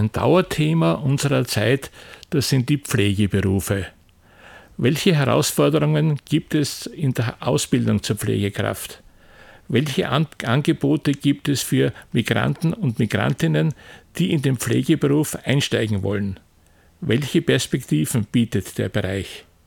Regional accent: Austria; bei uns in Österreich

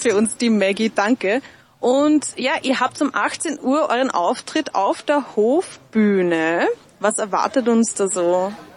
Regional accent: Upper Austria, Austria; Ich bin aus Oberösterreich

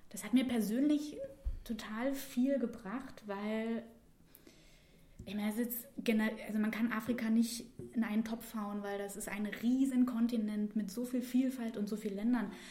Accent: Saxony-Anhalt, Germany; ich komme aus Sachsen-Anhalt. Das ist ungefähr Mitteldeutschland im Osten in der Nähe von Dessau, Magdeburg und Halle.

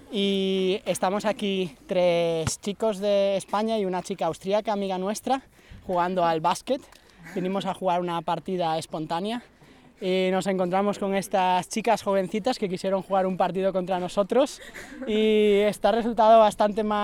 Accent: China; first language Chinese; German is a second language; ich komme aus China. Meine Muttersprache ist auch

